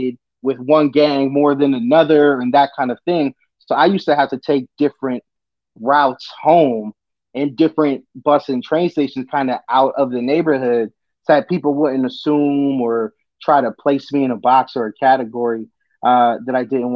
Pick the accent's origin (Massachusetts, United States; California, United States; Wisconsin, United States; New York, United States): Massachusetts, United States; Boston; But I grew up in Jamaica Plain, so Jackson Square was my train station